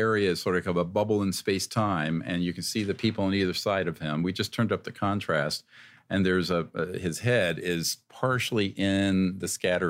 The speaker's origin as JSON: {"language": "English", "region": "North Carolina", "country": "United States", "tie": "born or raised there", "said": "I'm old enough to remember those days, the black and white water fountains where I grew up in North Carolina."}